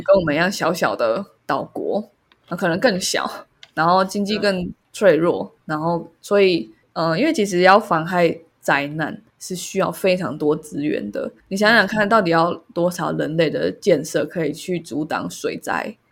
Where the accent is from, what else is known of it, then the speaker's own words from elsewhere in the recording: Taiwan; 身为台湾人